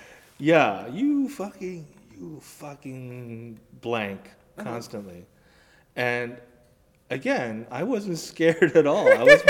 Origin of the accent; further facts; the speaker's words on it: Colorado, United States; born there